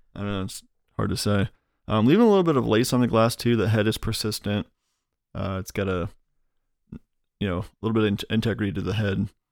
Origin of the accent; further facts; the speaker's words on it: Iowa, United States; now in North Carolina, United States; I grew up in Iowa, and we had the deposit system there